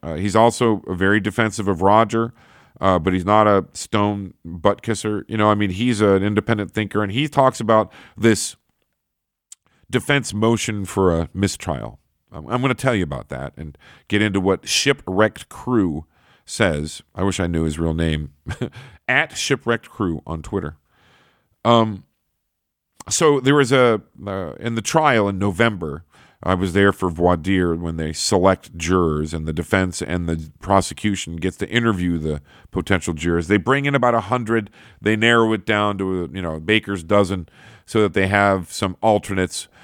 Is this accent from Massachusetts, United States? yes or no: no; Buffalo, New York, United States; my hometown here, or in Buffalo, New York